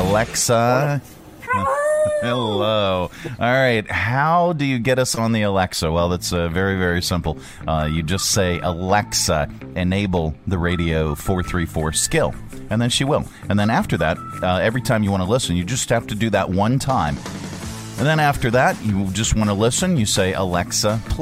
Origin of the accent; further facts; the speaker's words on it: Pennsylvania, United States; now in Lynchburg, United States; I am from Pennsylvania